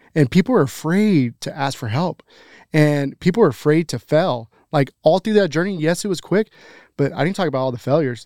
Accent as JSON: {"language": "English", "town": "Grand Prairie", "region": "Texas", "country": "United States", "tie": "born or raised there", "said": "I'm born and raised in Grand Prairie"}